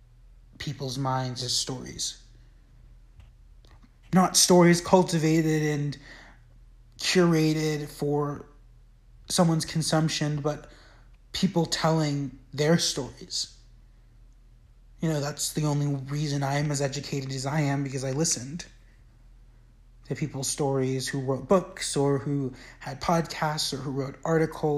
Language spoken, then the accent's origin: English; United States; growing up in the United States